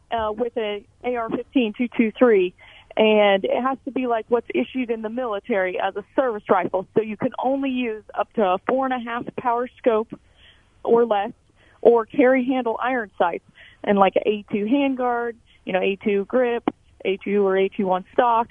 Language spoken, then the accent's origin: English; Emporia, Kansas, United States; I am from Emporia, Kansas, born and raised